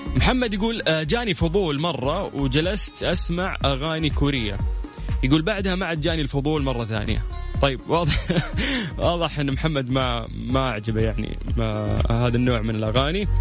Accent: Saudi Arabia; عندنا في السعودية

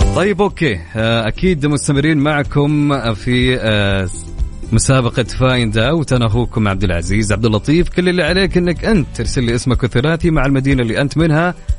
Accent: Sudan; now in Riyadh, Saudi Arabia; انا من السودان

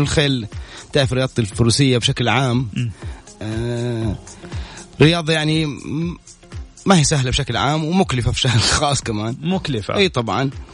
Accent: Saudi Arabia; اني اكون اول عربي ومثل المملكه كسعودي

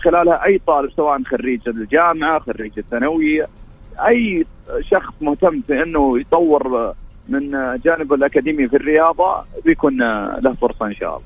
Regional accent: Al-Ahsa, Eastern Province, Saudi Arabia; في جبل القاره عندنا في الاحساء

